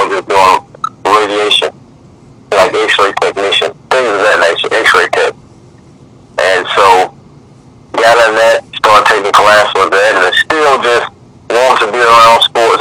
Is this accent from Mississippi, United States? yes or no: yes; Columbus, Mississippi, United States; I'm born and raised in Columbus, Mississippi